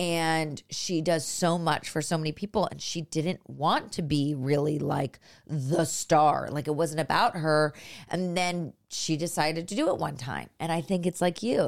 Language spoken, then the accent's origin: English; Los Altos, California, United States; I'm from up north, I'm from Los Altos, which is, like, near Stanford